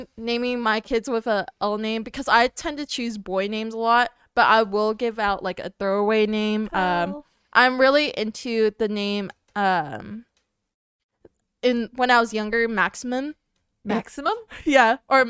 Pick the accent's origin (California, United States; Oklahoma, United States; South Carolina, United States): California, United States; Bakersfield; the one that I grew up with in Bakersfield